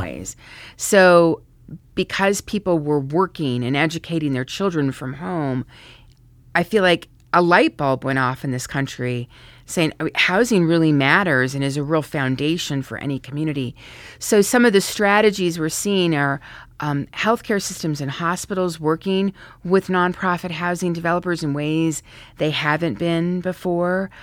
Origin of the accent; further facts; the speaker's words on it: Santa Fe, New Mexico, United States; moved away as an adult; also born or lived in Colorado; now in Washington, D.C., United States; I was fortunate to grow up in Santa Fe, New Mexico